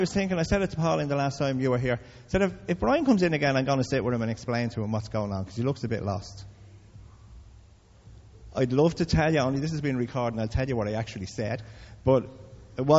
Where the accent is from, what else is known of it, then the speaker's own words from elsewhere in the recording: Dublin, Leinster, Ireland; I come from Crumlin